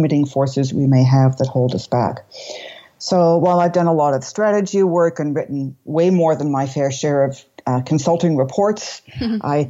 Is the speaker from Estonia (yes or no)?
no; Toronto, Ontario, Canada; moved away as an adult; also born or lived in London, England / Brussels, Belgium / Montreal, Canada; I was born in Toronto, but I have moved around quite a bit in my life